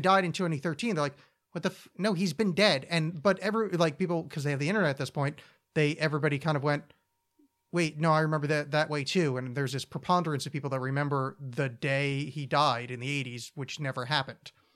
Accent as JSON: {"language": "English", "town": "Oakland", "region": "New Jersey", "country": "United States", "tie": "born or raised there", "said": "my hometown of Oakland, New Jersey."}